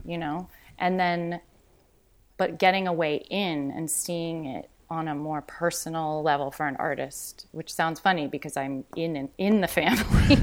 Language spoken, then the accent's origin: English; Los Angeles, California, United States; also born or lived in New York; I grew up in Venice, and um, then from there, my mom my mom's English. My father is a local LA person